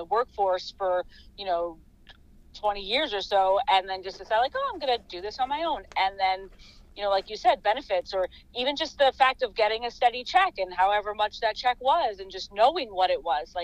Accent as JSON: {"language": "English", "town": "Metuchen", "region": "New Jersey", "country": "United States", "tie": "born or raised there", "said": "my hometown of Metuchen"}